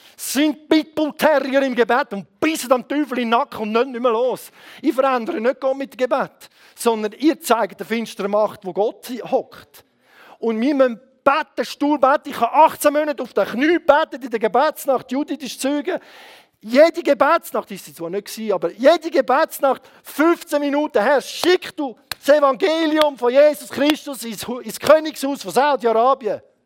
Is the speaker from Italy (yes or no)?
no; Switzerland